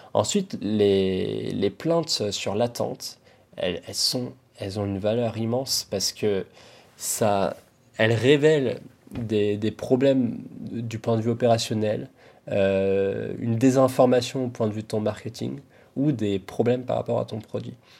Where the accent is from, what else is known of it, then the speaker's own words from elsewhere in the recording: France; nous, en tant que Français